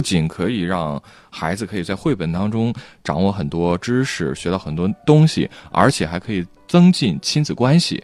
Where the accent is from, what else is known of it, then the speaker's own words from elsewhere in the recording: Henan, China; 我们可能作为河南人